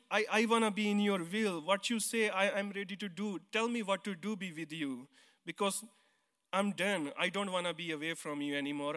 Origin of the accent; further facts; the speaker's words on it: India; English is a second language; now in United States; I came from India, and now I live here in America. So before, I believe in Sikhism, because I grew up in Sikhism.